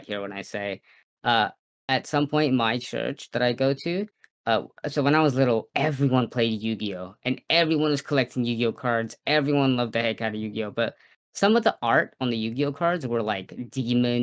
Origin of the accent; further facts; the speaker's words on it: New Zealand; I'm from New Zealand.